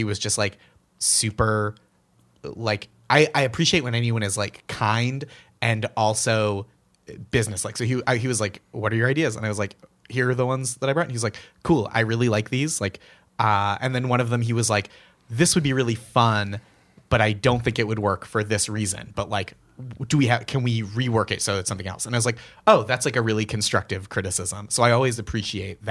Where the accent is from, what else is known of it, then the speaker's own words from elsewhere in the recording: Boston, Massachusetts, United States; moved away as an adult; now in New York, United States; this place from my youth.